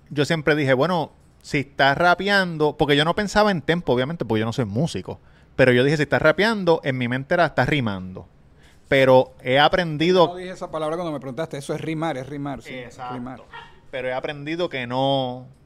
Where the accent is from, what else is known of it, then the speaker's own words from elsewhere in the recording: Levittown, Puerto Rico; Me acuerdo que fue en Palo entre Cataño y Levitown. Yo soy de Levitown, al lado de Cataño.